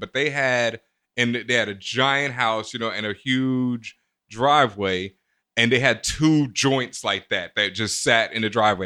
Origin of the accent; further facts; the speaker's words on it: Houston, Texas, United States; moved away; I grew up in Houston, and Houston, I experienced so much overt racism in my face that it was different when I moved up east